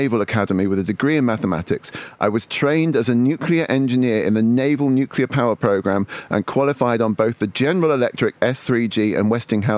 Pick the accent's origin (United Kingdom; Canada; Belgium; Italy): United Kingdom; Manchester, North West England; I was born in Manchester